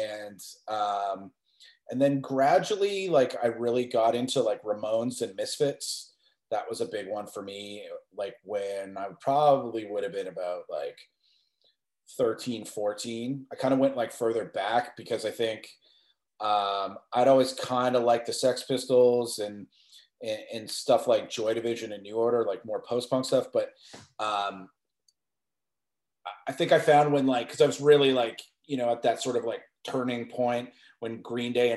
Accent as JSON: {"language": "English", "town": "Mississauga", "region": "Ontario", "country": "Canada", "tie": "born or raised there", "said": "when I grew up in Mississauga"}